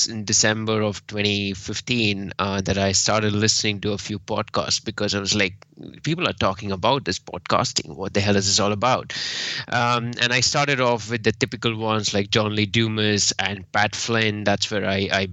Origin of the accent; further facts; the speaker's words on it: India; moved away as an adult; now in London, United Kingdom; I'm originally from India, but right now, I'm in London. I've been here for the last 7 years